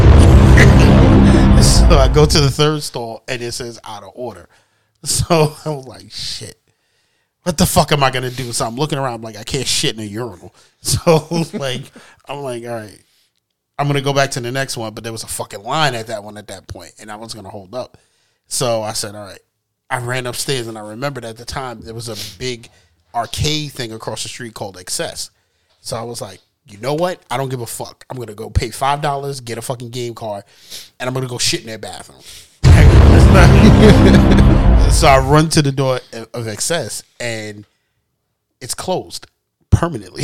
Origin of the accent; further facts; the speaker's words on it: New York City, New York, United States; I was from Far Rock